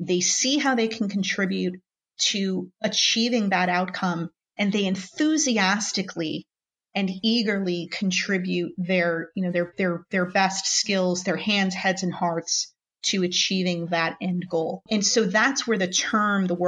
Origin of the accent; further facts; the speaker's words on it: New Jersey, United States; I grew up in New Jersey, born and raised here, where the summers are very hot, and very humid